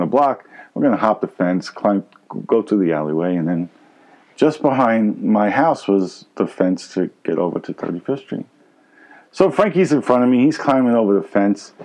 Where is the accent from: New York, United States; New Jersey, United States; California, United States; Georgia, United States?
New York, United States; New York City; Grew up in Brooklyn, New York. Maybe you can tell by my accent.